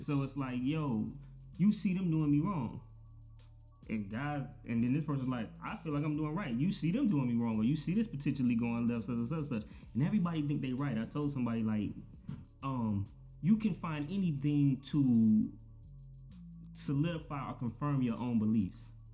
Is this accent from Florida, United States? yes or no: yes; Daytona Beach, Florida, United States; growing up in Daytona, it's like it's a we got a beach for one